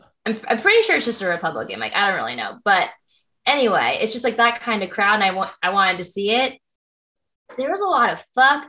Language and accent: English; South Carolina, United States; moved away; When I said I was from South Carolina